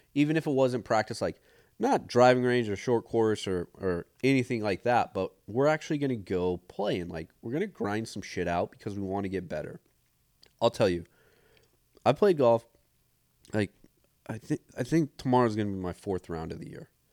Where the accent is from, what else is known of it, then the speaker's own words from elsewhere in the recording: Montana, United States; growing up in Montana